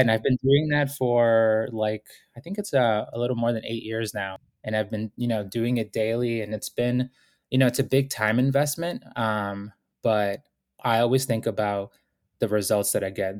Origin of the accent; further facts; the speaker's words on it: Boston, Massachusetts, United States; also born or lived in Ecuador; I was born in Ecuador, came to the United States with my family when I was four years old, and we went through, you know, serious poverty when, uh, we were growing up in Boston